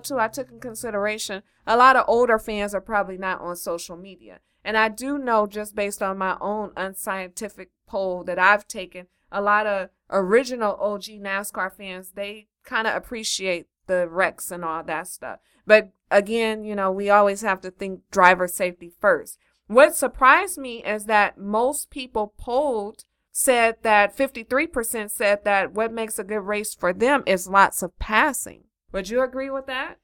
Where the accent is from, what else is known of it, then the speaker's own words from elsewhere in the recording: Los Angeles, California, United States; I'm from Los Angeles.